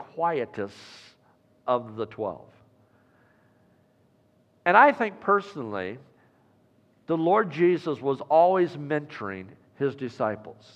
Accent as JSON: {"language": "English", "region": "Iowa", "country": "United States", "tie": "born or raised there", "moved": "yes", "said": "my home state of Iowa"}